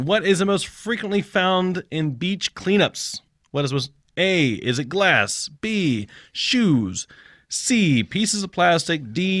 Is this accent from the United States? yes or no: no; Japan; Growing up in Japan, we had. There was. Maybe just a couple houses that we stayed in had central air